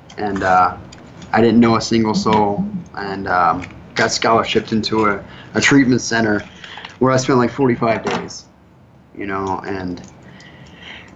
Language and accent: English; Wilmington, Delaware, United States; moved away as an adult; now in South Florida, United States; I'm from Wilmington, Delaware